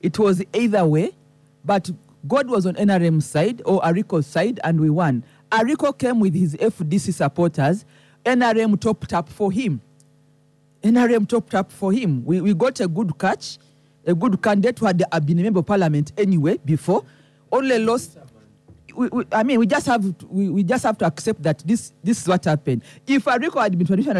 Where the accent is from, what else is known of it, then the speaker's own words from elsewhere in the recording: Soroti, Eastern Region, Uganda; I'm from Soroti